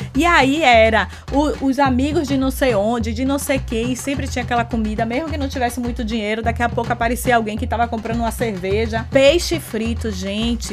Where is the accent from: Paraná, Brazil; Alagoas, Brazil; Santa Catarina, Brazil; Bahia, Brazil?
Bahia, Brazil; Salvador; eu cresci no Imbuí, e lá no Imbuí, nós sempre tivemos tradição em torno de festas